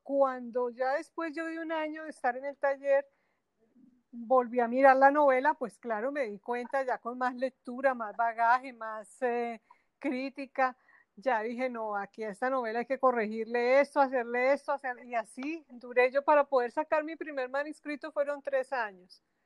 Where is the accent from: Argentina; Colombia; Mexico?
Colombia; Bogotá; moved away as an adult; now in Barranquilla, Colombia; nací en Bogotá, y hice mi carrera, estudié mi carrera profesional eh, en una universidad en la capital del país